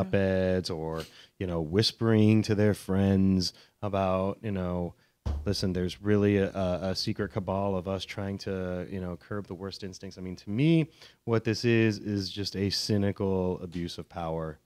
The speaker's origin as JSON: {"language": "English", "area": "outside Chicago", "region": "Illinois", "country": "United States", "tie": "born or raised there", "also_born_or_lived": "Washington, D.C.", "said": "I'm born in D C, but I grew up outside Chicago"}